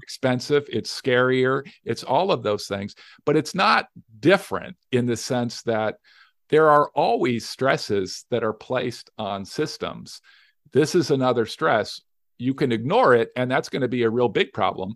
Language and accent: English; Las Vegas, Nevada, United States; I'm from Las Vegas, Nevada